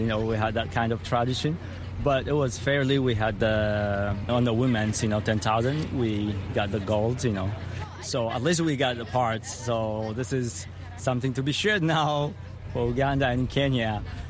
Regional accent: Ethiopia; now in Eugene, United States; I am also from Ethiopia, but currently living in Eugene.

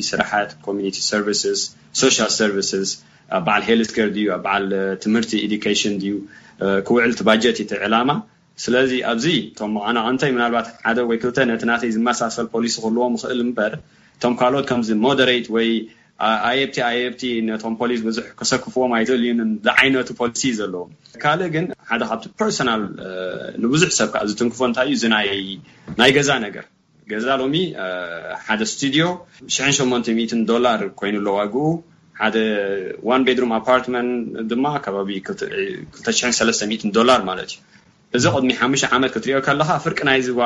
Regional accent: Eritrea; now in Oakland, United States; ኣብ ኤርትራ ተወሊድና ከተትልና ንኣሜሪካ ኣቲና

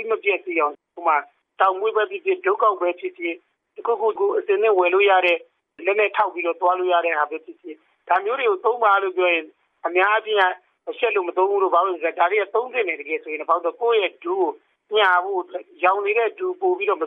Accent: Myanmar

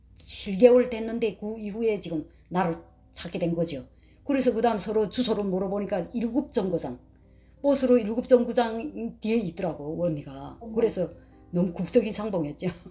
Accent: North Korea; moved away as an adult; also born or lived in China; now in Alabama, United States; 저희는 탈북자인데 우린 두 자매다

